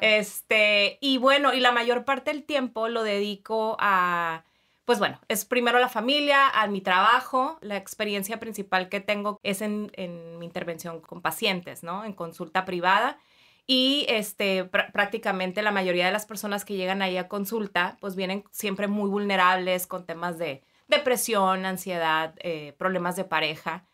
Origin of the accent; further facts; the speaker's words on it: Mexicali, Baja California, Mexico; now in Tijuana, Mexico; soy de Mexicali, entonces mucha parte de mí está allá en Mexicali, pero también aquí en Tijuana, que ya hice mucho mi vida, me casé aquí, este, estudié aquí